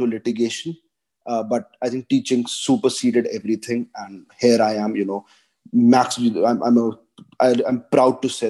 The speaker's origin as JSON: {"language": "English", "town": "Dehradun", "region": "Uttarakhand", "country": "India", "also_born_or_lived": "Delhi / Gujarat", "moved": "as an adult", "said": "I come from Dehradun, where the sports culture is extremely, extremely, sophisticated, and everybody loves to play."}